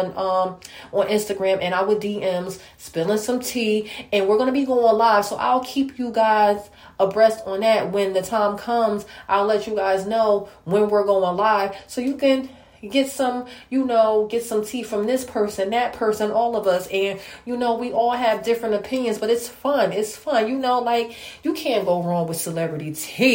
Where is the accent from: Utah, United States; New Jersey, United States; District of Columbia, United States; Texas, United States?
New Jersey, United States; I'm from New Jersey